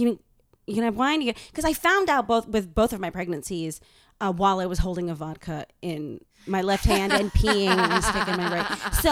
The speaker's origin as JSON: {"language": "English", "town": "Boston", "region": "Massachusetts", "country": "United States", "tie": "born or raised there", "said": "I was born in Boston"}